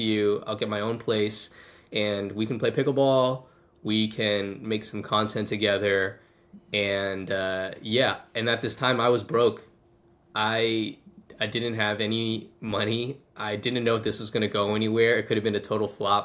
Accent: Washington, District of Columbia, United States; moved away as an adult; now in Tulsa, United States; I'm originally from Washington, D.C.

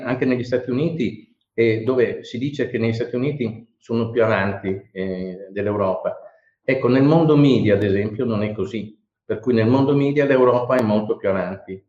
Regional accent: Bari, Apulia, Italy; moved away as an adult; essendo io nato a Bari, quindi eh, laureato a Bari e poi emigrato

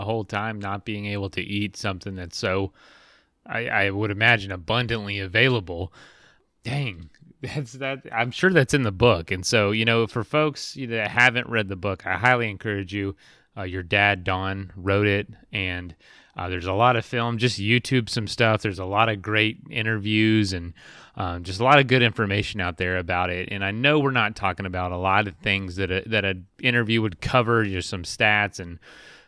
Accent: Florida, United States; I grew up in Florida

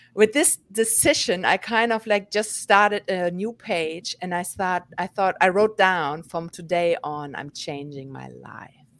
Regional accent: Germany; moved away as an adult; now in New York, United States; born and raised in Germany, and eight years ago, I moved to New York

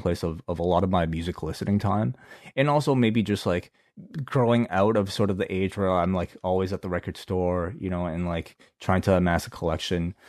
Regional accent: Hong Kong; we grew up in Hong Kong

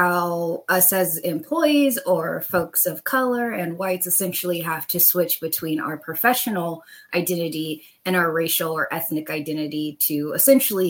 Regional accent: Bay Area, California, United States; I'm from the Bay Area

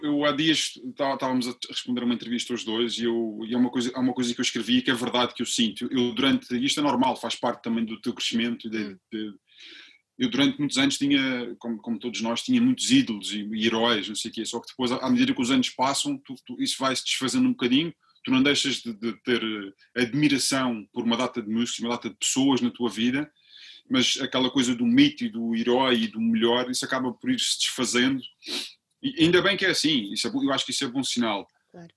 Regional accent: Funchal, Madeira, Portugal; moved away as an adult; eu vim da Madeira já eu saí da Madeira em 95, ainda voltei lá um ano, mas estou, estou fora há 20, há 20

